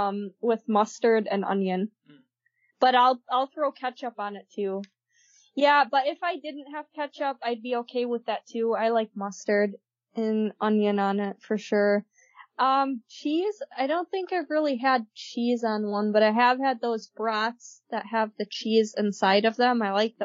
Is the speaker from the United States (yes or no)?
no; Germany; English is a second language; For those of you who don't know, I'm actually from Germany, so it's not a Frankenfurter.